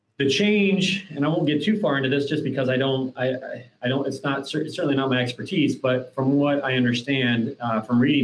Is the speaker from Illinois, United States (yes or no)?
no; Columbus, Ohio, United States; the community that I grew up here in Columbus on the west side of town, an area called the Hilltop